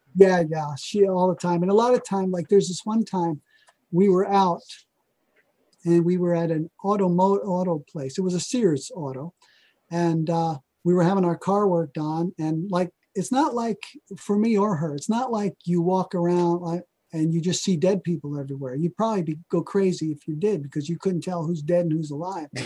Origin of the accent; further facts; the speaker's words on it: New Jersey, United States; moved away; also born or lived in Oregon; I'm from New Jersey